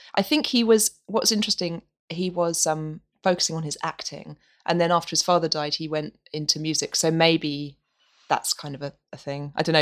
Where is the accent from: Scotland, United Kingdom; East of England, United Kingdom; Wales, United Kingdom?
East of England, United Kingdom; Norwich; moved away as an adult; my hometown, Norwich